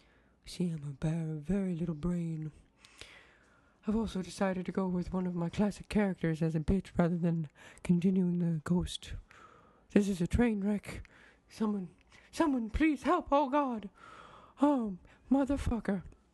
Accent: Minnesota, United States; I'm from Minnesota.

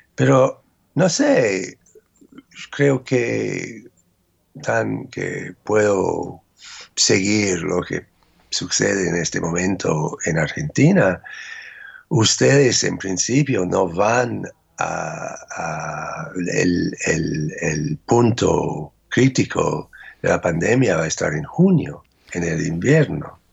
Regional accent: United States

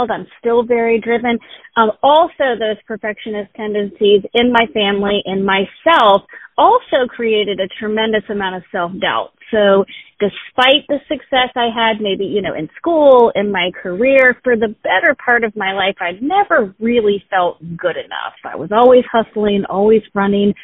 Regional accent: Richmond, Virginia, United States; I was born and raised in Richmond, Virginia. I still live in Richmond, Virginia

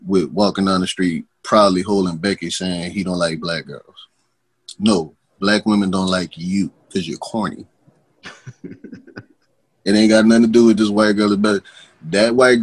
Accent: New Orleans, Louisiana, United States; moved away as an adult; also born or lived in Texas; I done moved up out of New Orleans. You see, I ain't lost no part of my accent

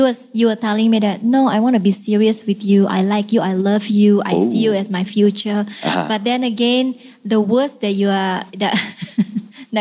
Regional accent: Indonesia; English is a second language; moved away; I'm from Indonesia. And in Indonesia, we don't really use that words

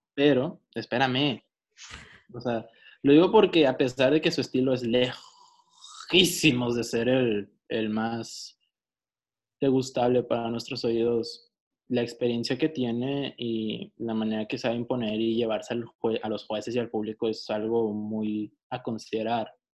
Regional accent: Mexico; soy mexicano

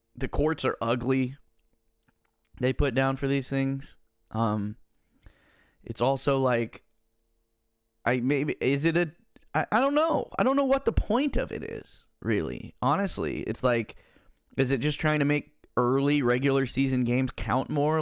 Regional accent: Central Valley, California, United States; I'm I'm from Central Valley, California, where the main teams are the Niners and the Raiders.

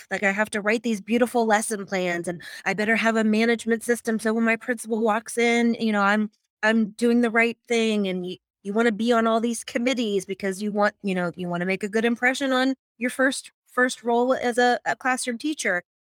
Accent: Pittsburgh, Pennsylvania, United States; I am from Pittsburgh, Pennsylvania

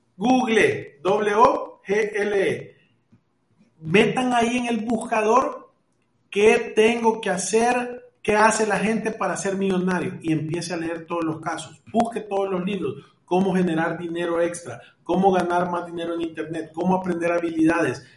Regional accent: El Salvador; como los salvadoreños que somos

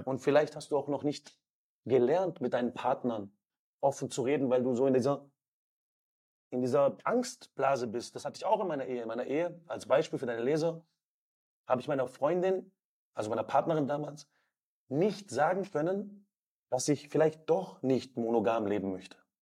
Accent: Southern Germany, Germany; Wir sind in Süddeutschland aufgewachsen

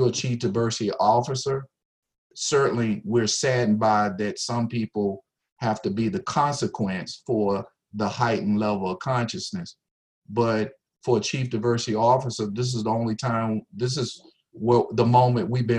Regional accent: South Carolina, United States; moved away as an adult; also born or lived in Virginia; now in Ohio, United States; I'm from South Carolina

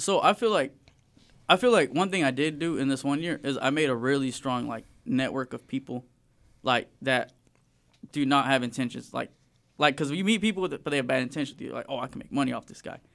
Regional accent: Springdale, Arkansas, United States; also born or lived in Fayetteville, Arkansas; I was born in Fayetteville. I've, like, straight, like, been raised in Springdale my whole life

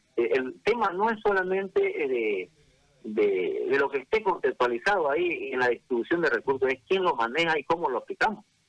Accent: Bolivia; Somos bolivianos

